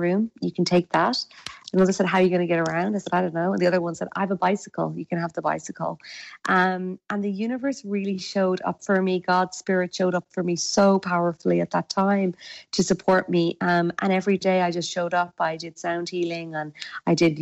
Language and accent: English; west coast of Ireland, Ireland; accent: Irish; I'm actually Irish, so my accent is Irish, and I'm from the west coast of Ireland.